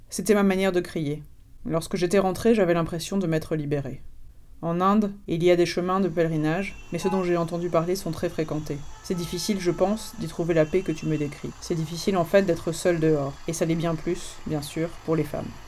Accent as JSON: {"language": "French", "country": "France", "tie": "born there", "said": "Comme je suis née en France, mes parents n'ont pas envisagé de m'enterrer vivante à la naissance"}